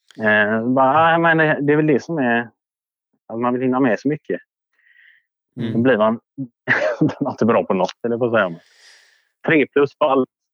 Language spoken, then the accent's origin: Swedish; Orust, Västra Götaland, Sweden; Jag är från Orust.